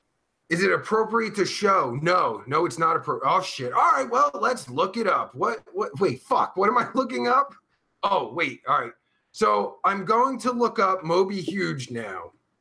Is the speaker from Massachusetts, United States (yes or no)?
no; New Jersey, United States; my home state of New motherfucking Jersey. Jersey represent, motherfuckers.